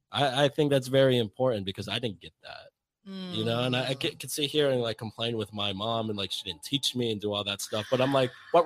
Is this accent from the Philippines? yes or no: yes; Philippines; But it's like, I grew up in the Philippines. Like, I'm Filipino.